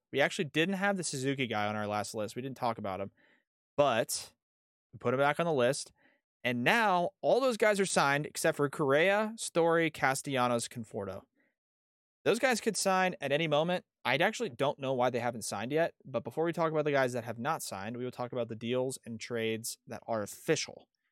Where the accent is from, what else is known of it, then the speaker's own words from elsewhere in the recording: San Diego, California, United States; now in Colorado, United States; living here now, but I'm from San Diego.